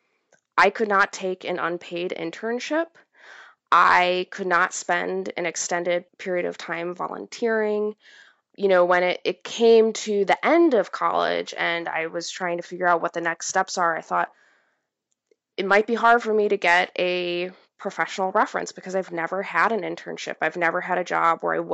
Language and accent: English; Midwest, United States; most of the people in the area that I grew up in the Midwest, were either police officers or firemen